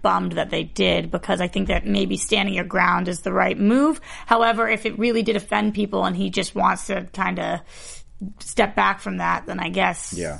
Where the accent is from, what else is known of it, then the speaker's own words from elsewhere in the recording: Boston, Massachusetts, United States; I'm from Boston.